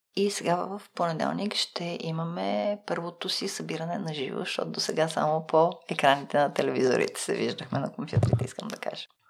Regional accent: Bulgaria; аз идвам от България

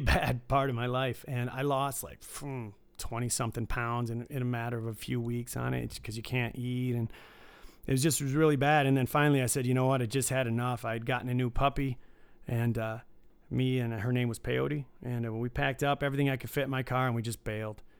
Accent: Detroit, Michigan, United States; I grew up, uh, in suburbs of Detroit.

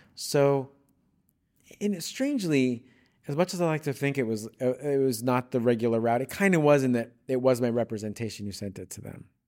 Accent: Long Island, New York, United States; moved away as an adult; now in Los Angeles, United States; I grew up on Long Island, New York

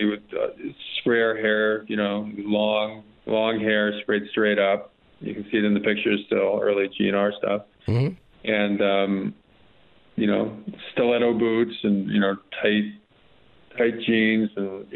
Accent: Los Angeles, California, United States; I'm from Los Angeles, the Hollywood Hills

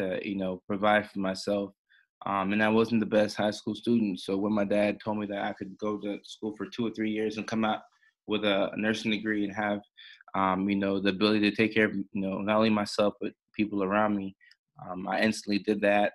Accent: Nashville, Tennessee, United States; born or raised there; also born or lived in Ghana / Norway

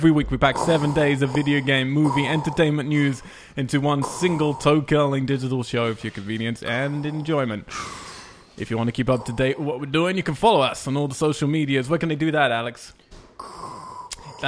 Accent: England, United Kingdom; moved away; When I was growing up in England

